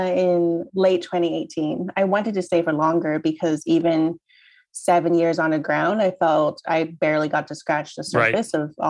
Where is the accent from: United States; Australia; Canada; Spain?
Canada; also born or lived in Hong Kong / Beijing; growing up in Canada, I felt that China was actually part of my whole family story because it what happened led to our family uprooting themselves.